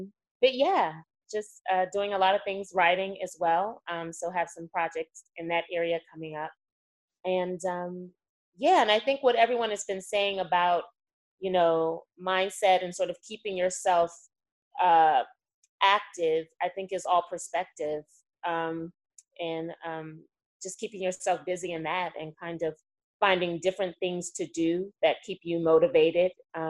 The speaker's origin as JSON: {"language": "English", "region": "Virginia", "country": "United States", "also_born_or_lived": "Chicago, United States", "moved": "as an adult", "lives_now": "Los Angeles, United States", "said": "I'm originally from Virginia, where I studied at George Mason University in Fairfax, Virginia. And then lived in Chicago for 9 years"}